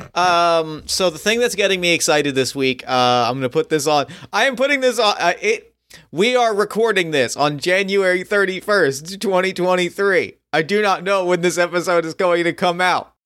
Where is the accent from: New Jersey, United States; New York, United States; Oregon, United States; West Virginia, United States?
New Jersey, United States; outside of Philly; we grew up outside of Philly